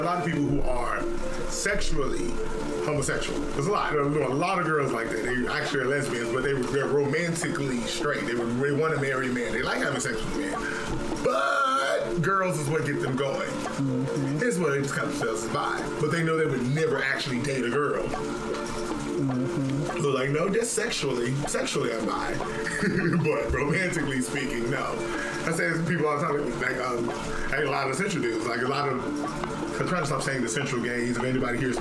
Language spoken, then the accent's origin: English; Chicago, Illinois, United States; moved away; I'm from Chicago, Illinois, where the only thing we do is roast people